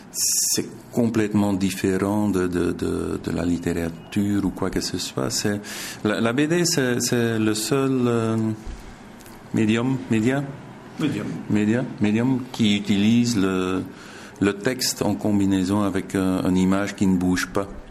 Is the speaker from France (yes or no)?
no; Zolder, Flanders, Belgium; Je suis né à Zolder. J'ai grandi à Zolder, tout près du circuit